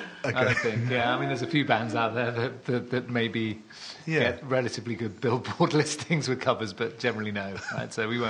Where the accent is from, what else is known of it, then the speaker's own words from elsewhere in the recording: South Devon, South West England, United Kingdom; moved away; And I was brought up in the countryside. So I was brought up in South Devon.